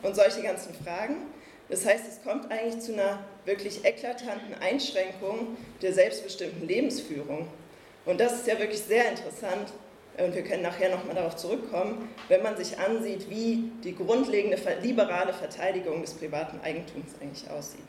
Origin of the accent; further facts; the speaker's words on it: Berlin, Germany; ich komme aus Berlin